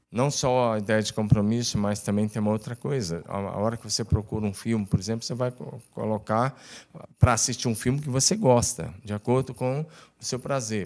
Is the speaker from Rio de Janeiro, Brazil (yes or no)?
no; Tocantins, Brazil; moved away as an adult; also born or lived in Curitiba; eu sou do Tocantins